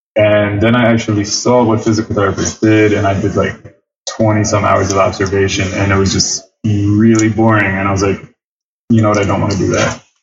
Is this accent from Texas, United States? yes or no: no; Philadelphia, Pennsylvania, United States; West Philadelphia, born and raised